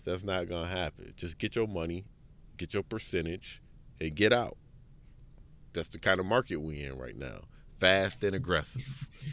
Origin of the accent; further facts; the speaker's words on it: United States; I'm, I'm American